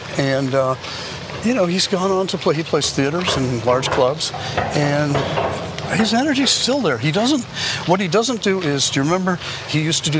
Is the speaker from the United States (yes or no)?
yes; Bangor, Maine, United States; also born or lived in Orono; when I was a kid and growing up in Orono / Bangor, Maine, Bangor Auditorium was the only place people came to do concerts.